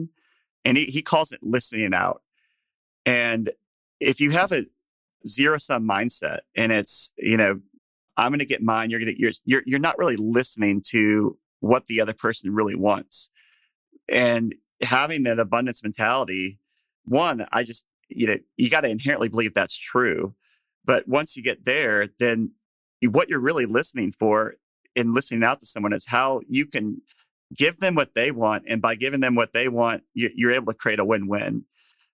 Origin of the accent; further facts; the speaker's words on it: Texas, United States; as a Texan